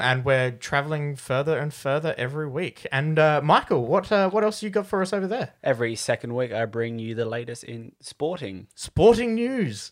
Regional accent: Australia; We are four friends from Australia

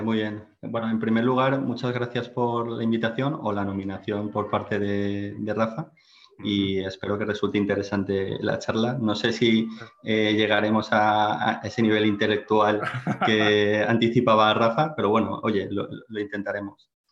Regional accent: Valencia, Valencian Community, Spain; also born or lived in Finland; soy valenciano, estudié en, la Universidad Politécnica de Valencia

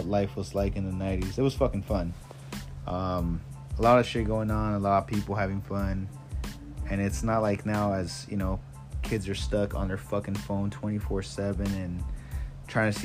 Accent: San Fernando Valley, California, United States; also born or lived in Sylmar / Lakeview Terrace / Northridge; I grew up in, you know, different cities, various cities here in the San Fernando Valley. I grew up in Sylmar, San Fernando, Lakeview Terrace

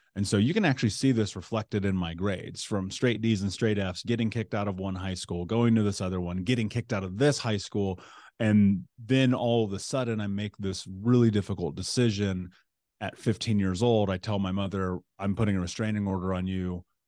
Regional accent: Indianapolis, Indiana, United States; I grew up in Indianapolis

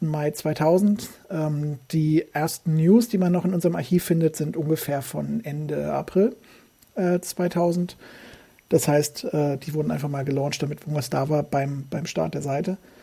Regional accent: Hesse, Germany; moved away as an adult; now in Saxony, Germany; bin ein Hesse, ein Geborener, wohne seit ähm, über 20 Jahren in Sachsen

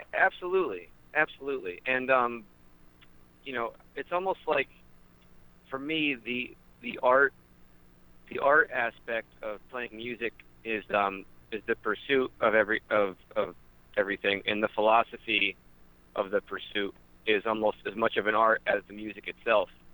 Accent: Wyoming Valley, rural Pennsylvania, United States; I'm from Wyoming Valley. We we grew up uh, about an hour away

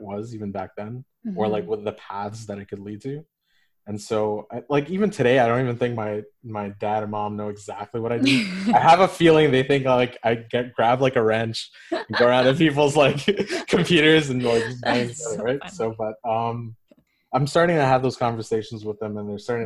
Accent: Canada; I'm a second generation South Asian. I was born in Canada

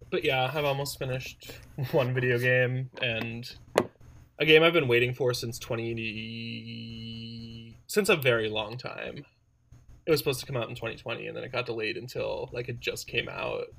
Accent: Wisconsin, United States; My family's a little wild and we're also from Wisconsin

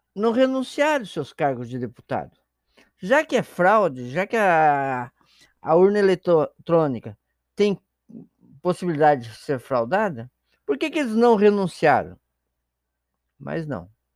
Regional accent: Paraná, Brazil; now in Santa Catarina, Brazil; sou paranaense e moro em Santa Catarina

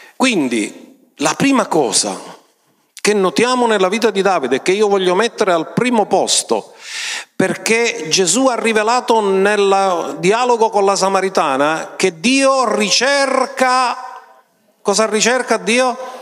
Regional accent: Sicily, Italy

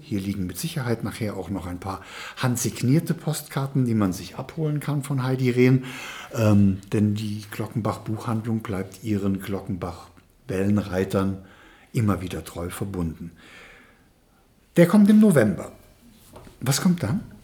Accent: Trier, Rhineland-Palatinate, Germany; ich als geborenes Moselkind und geborener mhm. Eifelaner, ich bin aus Trier

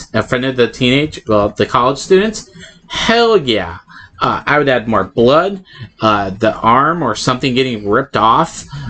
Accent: Oregon, United States; born there; also born or lived in Southern US; I lived in the South. I was born in Oregon.

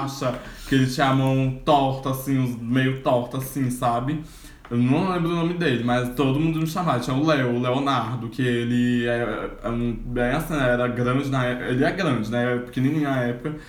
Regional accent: Patos de Minas, Minas Gerais, Brazil; now in Brasília, Brazil; quando eu morava na minha cidade natal, alô, Patos de Minas, Minas Gerais

